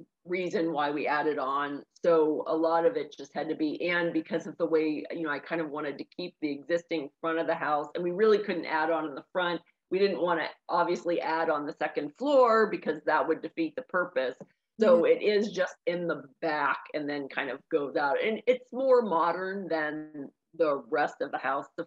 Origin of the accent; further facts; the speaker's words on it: Pittsburgh, Pennsylvania, United States; I grew up in Pittsburgh, and the area that I grew up in, it's less than 1 square mile, but it's one of the densest suburbs in Pittsburgh